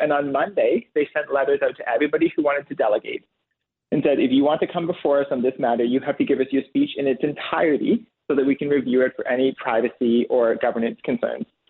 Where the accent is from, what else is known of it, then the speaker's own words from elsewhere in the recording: Waterloo Region, Ontario, Canada; my hometown of Waterloo Region District School Board right here.